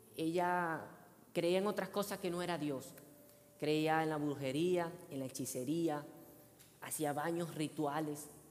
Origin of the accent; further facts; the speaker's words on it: Venezuela; moved away; yo soy venezolano